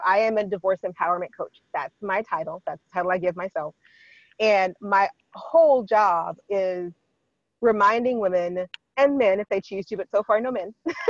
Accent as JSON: {"language": "English", "region": "Washington", "country": "United States", "said": "When I say I come from Washington, people like to go, oh, you lived in Seattle. No. I did not. I lived in the high desert. I lived in the foothills of the Cascade Mountains."}